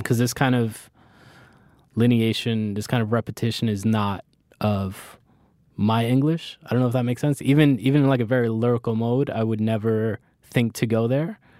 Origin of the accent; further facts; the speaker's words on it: Miami, Florida, United States; also born or lived in Bronx, New York / Orlando; I moved to Florida when I was small.